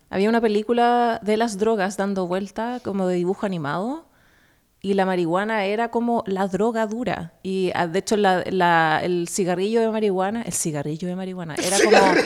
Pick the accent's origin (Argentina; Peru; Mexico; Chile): Chile; now in New York, United States; vienesa en chileno